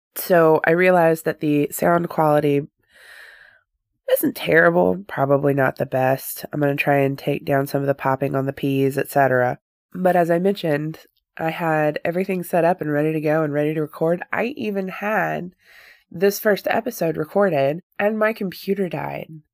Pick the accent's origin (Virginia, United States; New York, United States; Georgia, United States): Georgia, United States; Northwest; I was born and raised in Northwest Georgia, and I have lived here all of my life